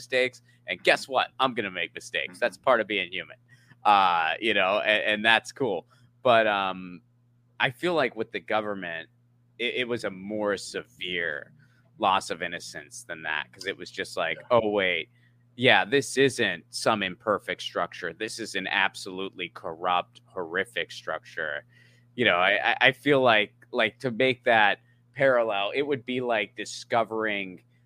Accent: Pennsylvania, United States; also born or lived in San Pedro, Los Angeles; now in Los Angeles, United States; I grew up in Pennsylvania

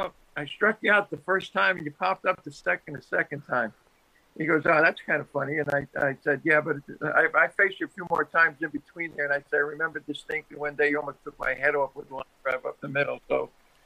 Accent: Long Island, New York, United States; I'm from Long Island

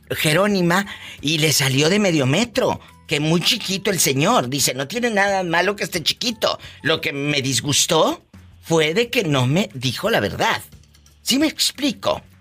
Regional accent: Morelos, Mexico; now in Chicago, United States; de Morelos.

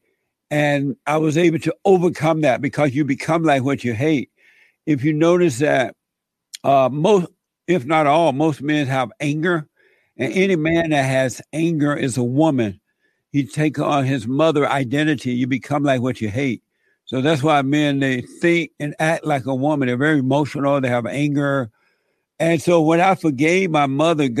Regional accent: Alabama, United States; I grew up in Alabama on a plantation.

